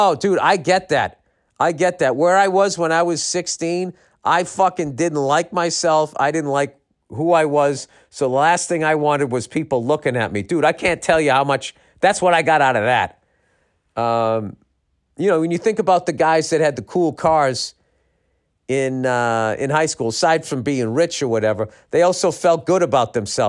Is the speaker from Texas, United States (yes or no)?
yes; Texas, United States; I'm from Texas.